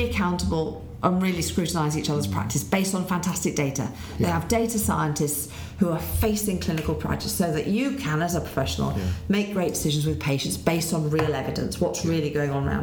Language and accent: English; Leeds, Yorkshire and the Humber, United Kingdom; So Leeds is my hometown